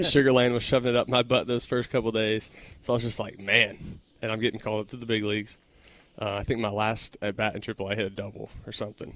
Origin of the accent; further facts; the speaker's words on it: Texas, United States; growing up in Texas, then going to Texas Tech, staying in Texas for my pro career